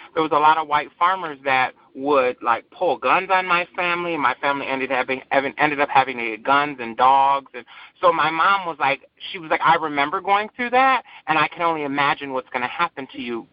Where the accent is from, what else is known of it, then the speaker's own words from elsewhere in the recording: Saginaw, Michigan, United States; also born or lived in Battle Creek, Michigan; I grew up in a small township in Saginaw called Buena Vista